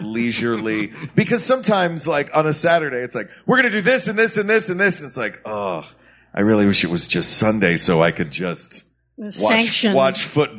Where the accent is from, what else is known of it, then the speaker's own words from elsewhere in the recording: Knoxville, Tennessee, United States; And by the way, if you ever go to Knoxville, Tennessee, my hometown, every year in the spring, we have a dogwood arts festival.